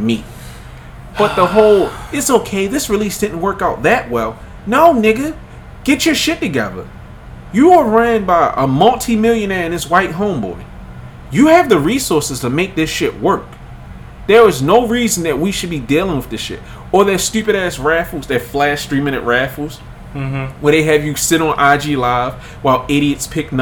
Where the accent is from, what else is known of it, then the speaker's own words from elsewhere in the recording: Baltimore, Maryland, United States; I'm from Baltimore